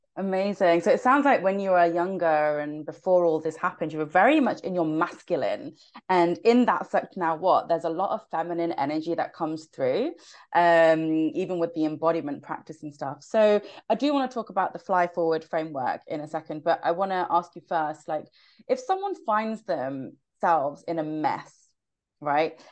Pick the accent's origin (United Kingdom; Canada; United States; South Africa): United Kingdom; I'm quite a loud Brit